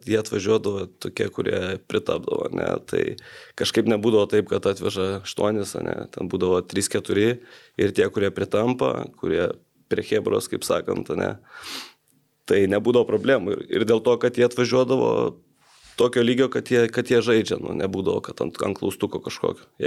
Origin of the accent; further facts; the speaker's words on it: Jonava, Kaunas County, Lithuania; aš irgi iš Jonavos